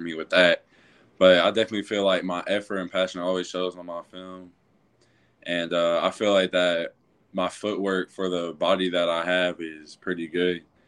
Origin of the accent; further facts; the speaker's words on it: Louisville, Kentucky, United States; now in Cartersville, United States; I actually grew up mostly in, uh, Louisville, Kentucky. That's actually my hometown.